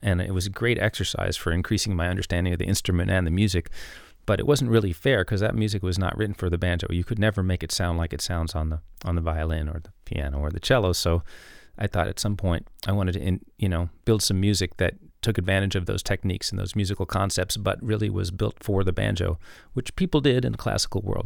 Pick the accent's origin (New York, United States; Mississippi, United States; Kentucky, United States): New York, United States; New York City; I grew up in New York City